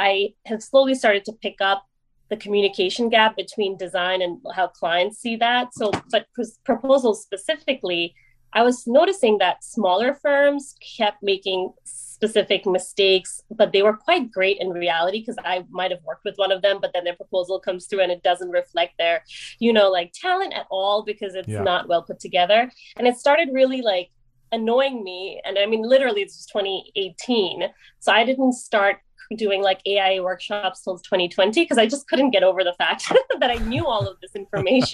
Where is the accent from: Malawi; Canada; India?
India; now in New York City, United States; I grew up in India. I moved here in 1997